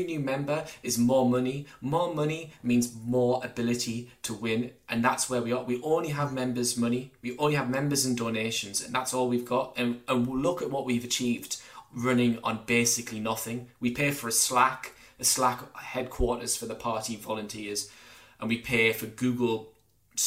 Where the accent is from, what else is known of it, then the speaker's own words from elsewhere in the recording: Durham, North East England, United Kingdom; when I grew up in Durham under New Labour